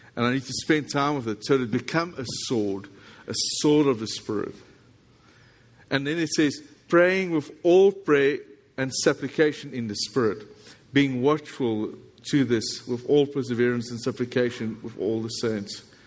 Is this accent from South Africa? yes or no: yes; South Africa; accent: South African English; this is South African English